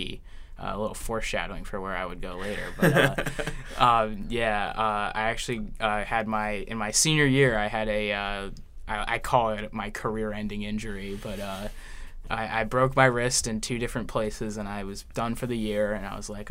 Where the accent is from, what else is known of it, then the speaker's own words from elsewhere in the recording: Horsham, Pennsylvania, United States; I'm from a little town called Horsham